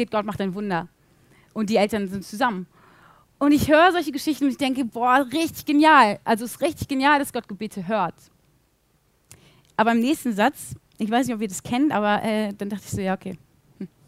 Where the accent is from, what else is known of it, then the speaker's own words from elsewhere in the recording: Bielefeld, North Rhine-Westphalia, Germany; ich bin in Bielefeld aufgewachsen, ich kenne mich hier eigentlich ziemlich gut aus.